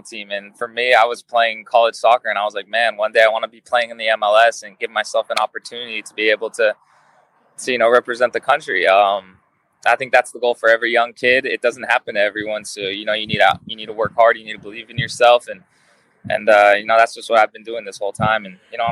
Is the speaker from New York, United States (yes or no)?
no; Las Vegas, Nevada, United States; also born or lived in Tucson, Arizona; now in Los Angeles, United States; I grew up in Las Vegas, and that is some intense heat.